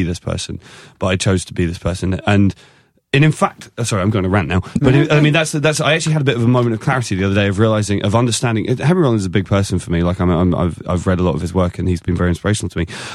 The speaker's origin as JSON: {"language": "English", "region": "England", "country": "United Kingdom", "said": "I'm English"}